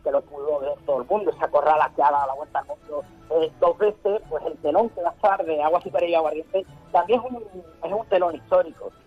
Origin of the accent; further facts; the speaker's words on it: La Línea de la Concepción, Andalusia, Spain; also born or lived in Seville; me hace ver dónde nací, me hace ver de dónde vengo